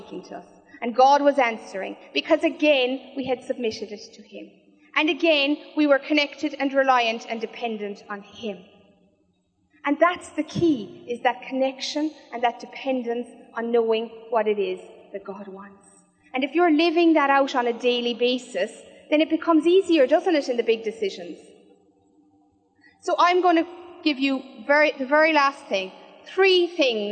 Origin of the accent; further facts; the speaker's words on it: Killarney, Munster, Ireland; now in Cork, Ireland; I'm originally from Killarney